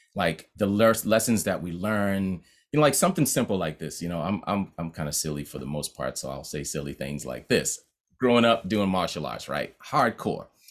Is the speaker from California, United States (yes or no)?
no; Boston, Massachusetts, United States; growing up in Common Square